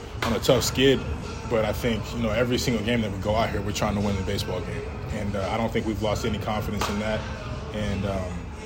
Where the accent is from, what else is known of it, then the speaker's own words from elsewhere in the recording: Georgia, United States; we're all from Georgia